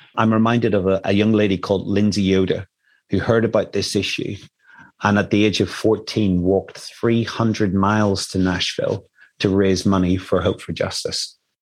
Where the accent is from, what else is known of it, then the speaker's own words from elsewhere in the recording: Ireland; I come from Ireland